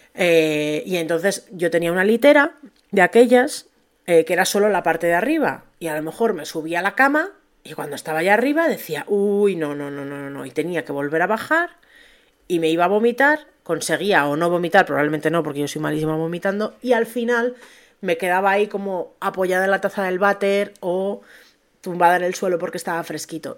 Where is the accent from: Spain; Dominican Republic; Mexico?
Spain; tenemos esa cultura en España